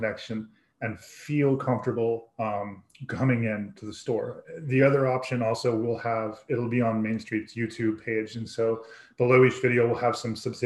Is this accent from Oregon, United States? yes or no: no; Woodbridge, Virginia, United States; moved away as an adult; now in Fredericksburg, United States; I grew up in Woodbridge, you know, in Northern Virginia